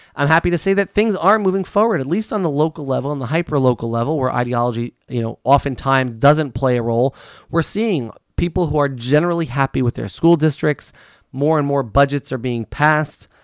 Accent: United States; I am an American

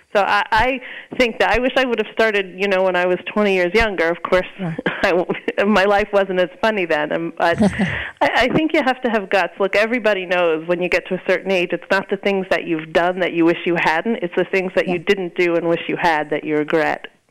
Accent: Long Island, New York, United States; I grew up on Long Island

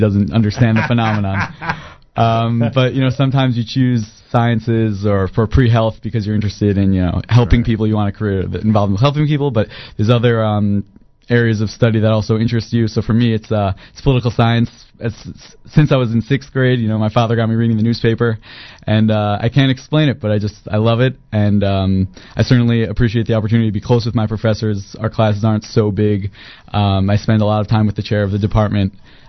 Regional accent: Teaneck, New Jersey, United States; Teaneck, New Jersey.

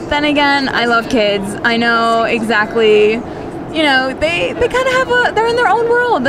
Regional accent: Maryland, United States; now in Israel; We're from Maryland.

